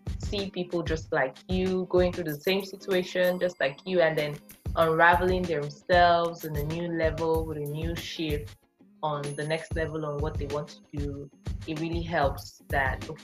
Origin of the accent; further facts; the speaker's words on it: Nigeria; moved away; I'm originally from West Africa, Nigeria